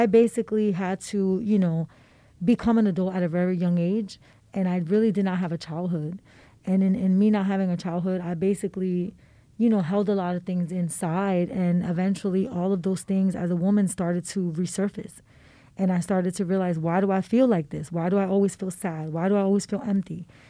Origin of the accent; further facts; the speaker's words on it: Philadelphia, Pennsylvania, United States; I grew up in the Badlands.